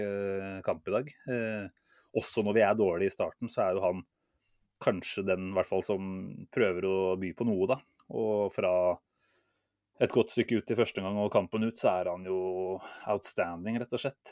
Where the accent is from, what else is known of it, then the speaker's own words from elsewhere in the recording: Norway; som nordmann